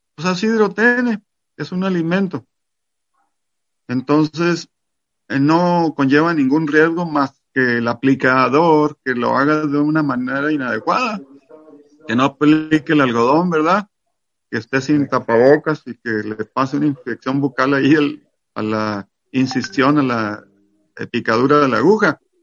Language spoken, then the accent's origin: Spanish; Mexico; yo soy mexicano